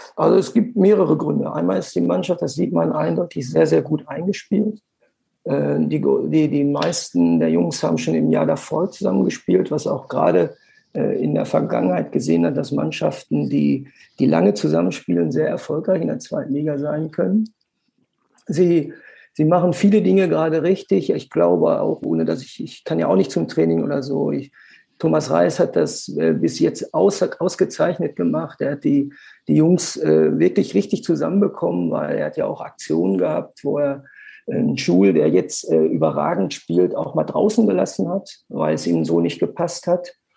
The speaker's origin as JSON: {"language": "German", "town": "Bochum", "region": "North Rhine-Westphalia", "country": "Germany", "tie": "born or raised there", "lives_now": "Witten, Germany", "said": "Ich bin in Bochum geboren"}